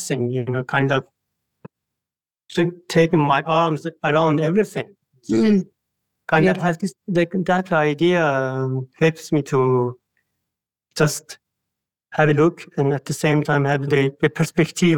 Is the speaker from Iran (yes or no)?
yes; Iran; now in Denmark; I'm from Iran